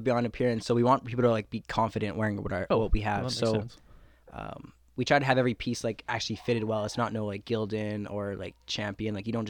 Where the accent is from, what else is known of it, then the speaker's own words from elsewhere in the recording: Winnipeg, Manitoba, Canada; we're all from Transcona.